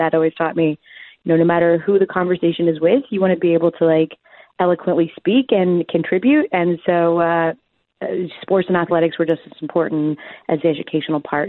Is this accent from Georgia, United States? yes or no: yes; Marietta, Georgia, United States; also born or lived in Jacksonville, Florida; I was born and raised in Marietta, Georgia, and then we moved to Jacksonville, Florida for my middle school years, and then we moved back to Georgia for my high school years